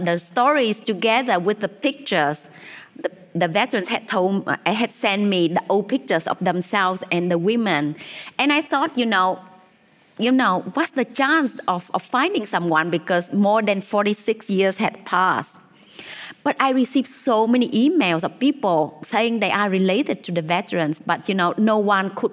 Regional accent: Vietnam; when I was, you know, a child growing up in Vietnam

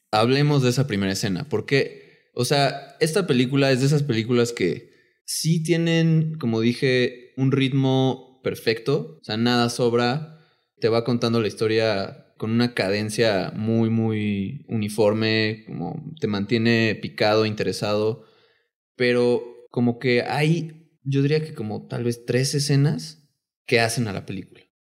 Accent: Mexico; siendo mexicanos

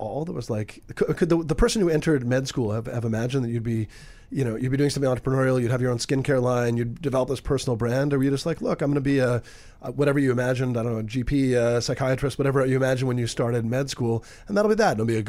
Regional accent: Canada; I grew up in Canada.

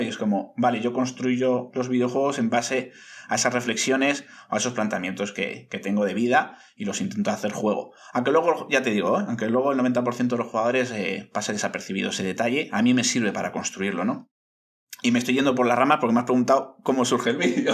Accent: Bilbao, Basque Country, Spain; soy muy, soy muy, muy bilbaíno y me gusta fardar de ciudad allá donde voy

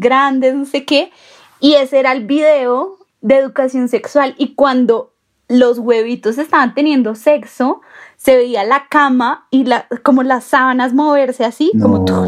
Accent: Bogotá, Colombia; somos de Bogotá

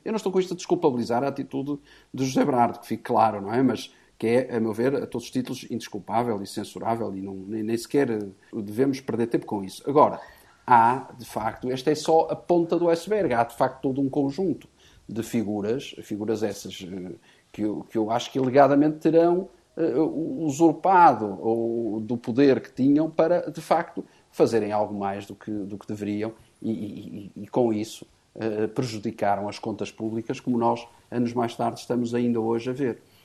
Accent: Portugal; de nós enquanto portugueses

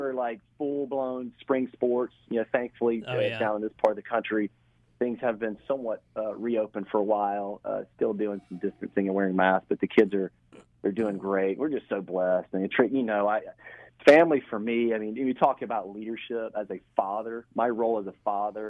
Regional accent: Waycross, Georgia, United States; also born or lived in Atlanta; now in St. Simons Island, United States; I'm from Southeast Georgia, grew up in Waycross

